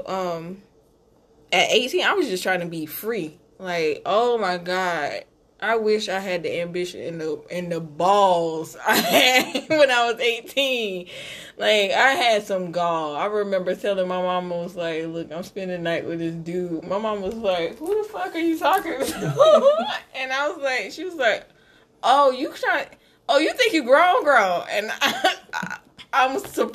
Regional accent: Camden, South Carolina, United States; I'm from Camden, and there's some old money in Camden

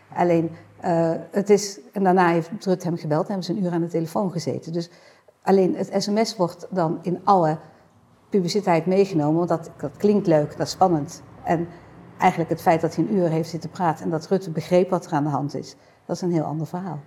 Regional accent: Netherlands; wij natuurlijk als Nederlander

